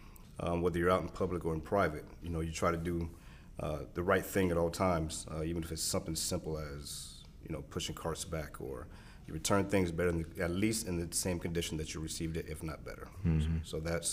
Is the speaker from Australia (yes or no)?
no; California, United States; born there; also born or lived in East Coast, United States; I was born in California, lived all the way up and down the East Coast due to being in the Navy.